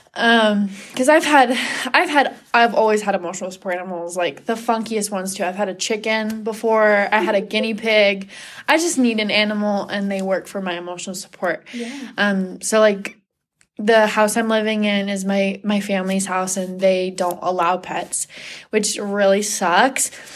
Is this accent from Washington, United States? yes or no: yes; Sammamish, Washington, United States; moved away as an adult; now in Provo, United States; I'm originally from Washington, Washington State, specifically Sammamish. I've lived there all my life